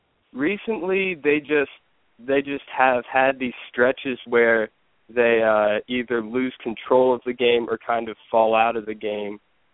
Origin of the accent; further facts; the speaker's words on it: Virginia, United States; moved away as an adult; I'm a freshman at Northwestern. I'm from Virginia.